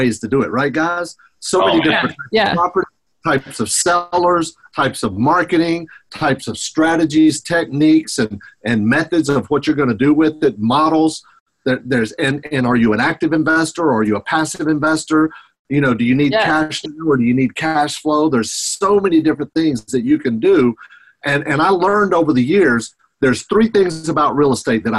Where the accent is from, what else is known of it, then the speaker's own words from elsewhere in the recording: Hickory, North Carolina, United States; I grew up in Hickory, North Carolina.